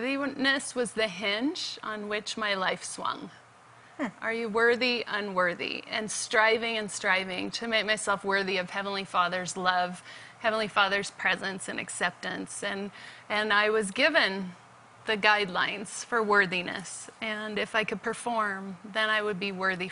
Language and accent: English; Salt Lake City, Utah, United States; moved away as an adult; now in Orlando, United States; I grew up in Salt Lake City, Utah